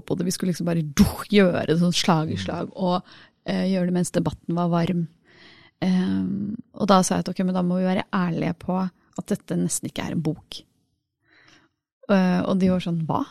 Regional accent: Norway; Vi må liksom si at vi er enten norske eller norsk-indiske

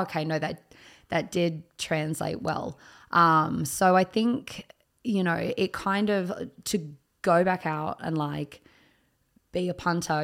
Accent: Picton, New South Wales, Australia; I grew up in Picton, which is the closest country town to Sydney

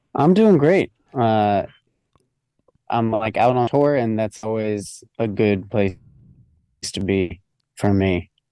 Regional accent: New Jersey, United States; I grew up in New Jersey, kind of like just outside New York City.

